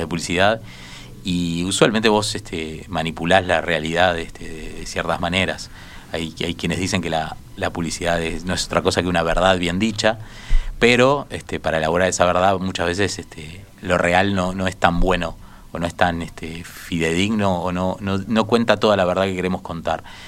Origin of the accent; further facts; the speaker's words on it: Montevideo, Uruguay; este colectivo de montevideanos que somos